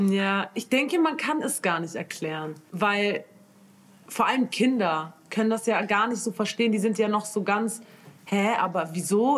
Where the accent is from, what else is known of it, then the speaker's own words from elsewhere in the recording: Munich, Bavaria, Germany; ich komme aus München